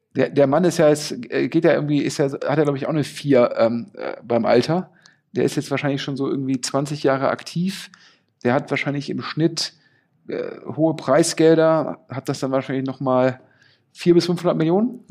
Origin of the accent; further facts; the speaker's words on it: Düsseldorf, North Rhine-Westphalia, Germany; ich bin ja Düsseldorfer